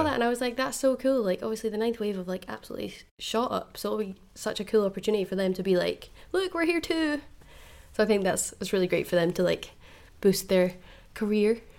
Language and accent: English; Fife, Scotland, United Kingdom; moved away; originally I'm from Fife, so Groucho's in Dundee is my my hometown